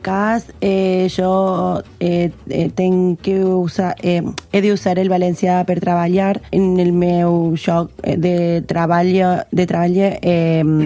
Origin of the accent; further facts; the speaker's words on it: Argentina; Catalan is a second language; moved away; sóc argentina